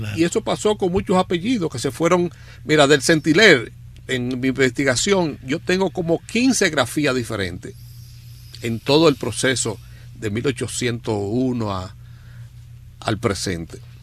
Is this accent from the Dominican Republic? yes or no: yes; Dajabón, Dominican Republic; yo soy liniero, yo soy de Dajabón